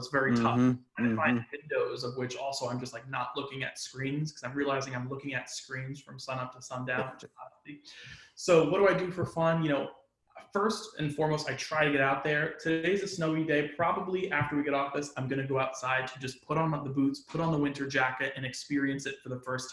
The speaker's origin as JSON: {"language": "English", "region": "New York", "country": "United States", "said": "I'm from New York"}